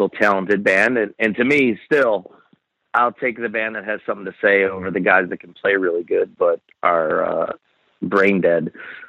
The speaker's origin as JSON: {"language": "English", "town": "Buffalo", "region": "New York", "country": "United States", "tie": "born or raised there", "said": "I grew up in Buffalo"}